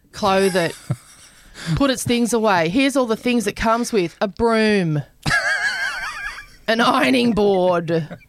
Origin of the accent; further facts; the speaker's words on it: Queensland, Australia; I grew up in Queensland as well.